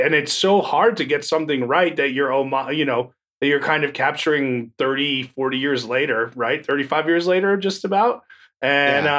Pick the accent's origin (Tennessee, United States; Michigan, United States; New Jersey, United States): New Jersey, United States; I'm from New Jersey.